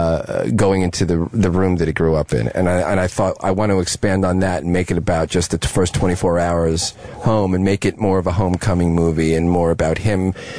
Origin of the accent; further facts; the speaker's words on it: Dix Hills, New York, United States; moved away as an adult; I grew up with in Dix Hills, Long Island